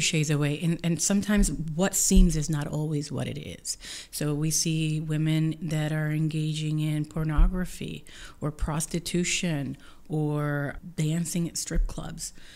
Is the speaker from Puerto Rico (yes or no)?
yes; Puerto Rico; now in Columbia, Missouri, United States